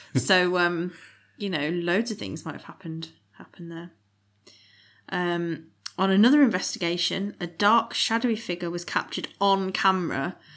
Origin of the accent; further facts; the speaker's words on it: West Midlands, United Kingdom; we're from the West Midlands